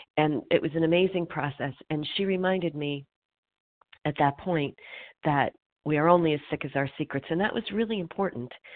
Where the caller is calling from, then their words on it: Pennsylvania, United States; I'm calling recovered from Pennsylvania